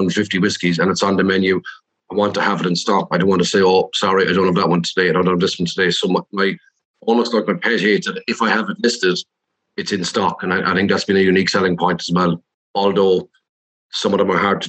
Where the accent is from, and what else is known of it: Ireland; now in Edinburgh, United Kingdom